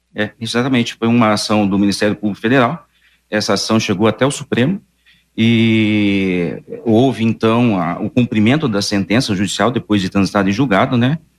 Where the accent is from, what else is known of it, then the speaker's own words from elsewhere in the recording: region of São José do Rio Preto, interior of São Paulo, Brazil; moved away as an adult; also born or lived in Maringá; now in Londrina, Brazil; numa cidadezinha do interior, ali pra, na região de São José do Rio Preto